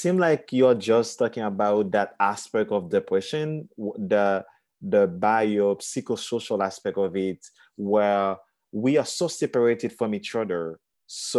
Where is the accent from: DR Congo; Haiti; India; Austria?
Haiti; moved away as an adult; living and growing up in Haiti